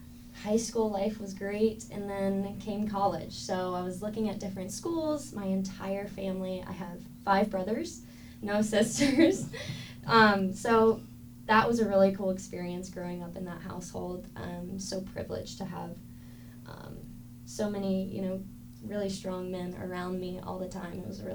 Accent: North Carolina, United States; moved away; So I'm actually from a small town in North Carolina. I grew up on a cattle ranch. We have about 800 head of cattle.

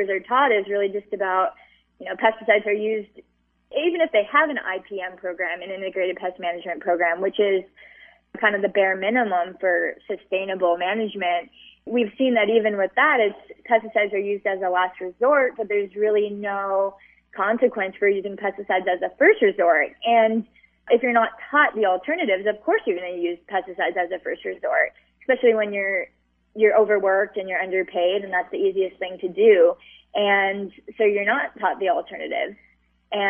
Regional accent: Hawaii, United States; moved away as an adult; when I was growing up in Hawaii

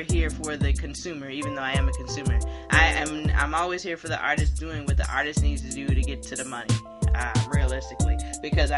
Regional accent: Hilton Head, South Carolina, United States; Born and raised in South Carolina

